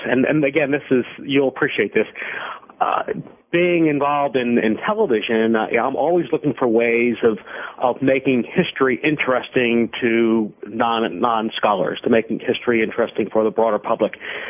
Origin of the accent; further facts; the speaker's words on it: Philadelphia, Pennsylvania, United States; Sure. Well, I grew up in Philadelphia and thought I was going to be a professional baseball player.